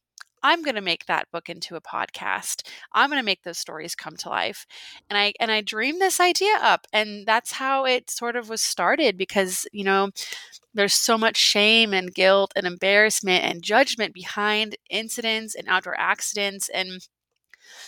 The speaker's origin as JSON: {"language": "English", "region": "Alaska", "country": "United States", "tie": "born or raised there", "said": "I was born and raised in Alaska, and I'm sitting here in my little home, my little ranch style home in Anchorage, Alaska right now"}